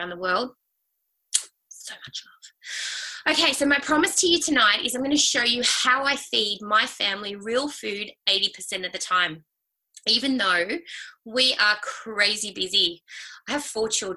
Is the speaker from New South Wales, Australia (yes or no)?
yes; Sydney, New South Wales, Australia; I grew up in Sydney, and I have had a sister and Mum and Dad